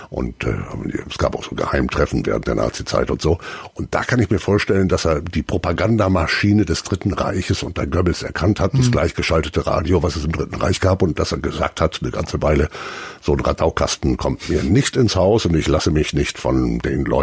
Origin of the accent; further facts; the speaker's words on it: Delmenhorst, Lower Saxony, Germany; Ich komme aus Niedersachsen, aus Delmenhorst genauer gesagt.